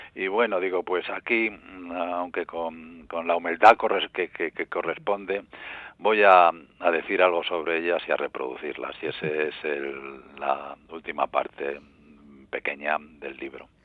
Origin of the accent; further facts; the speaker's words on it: Madrid, Community of Madrid, Spain; yo soy madrileño